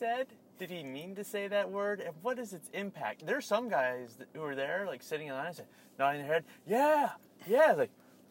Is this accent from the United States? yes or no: yes; New Mexico, United States; I'm from New Mexico.